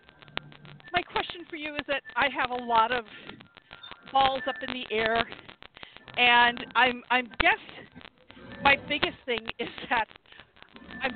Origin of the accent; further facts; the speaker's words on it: Florida, United States; now in Louisville, United States; I grew up in Florida